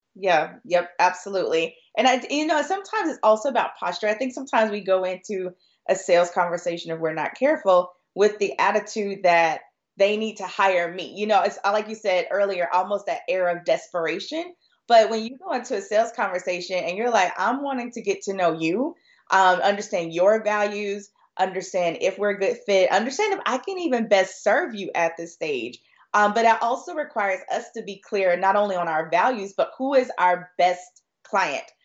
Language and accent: English; Florida, United States; I'm originally from Florida